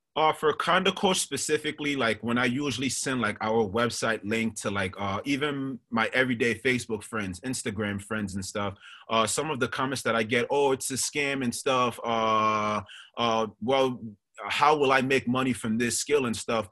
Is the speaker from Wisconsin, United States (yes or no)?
no; New York City, New York, United States; also born or lived in Monrovia, Liberia; raised in Staten Island, New York.